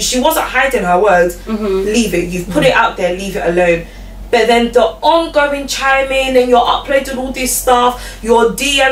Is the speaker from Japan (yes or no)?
no; London, United Kingdom; I grew up in Newham specifically. I still live in Newham.